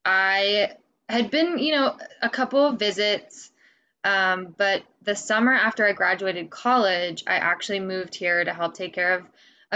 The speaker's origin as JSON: {"language": "English", "region": "Midwest", "country": "United States", "lives_now": "Vermont, United States", "said": "So I moved out to Vermont from the Midwest. And I, you know, I moved around a lot as a kid. So I've kind of experienced like the South and the Northeast"}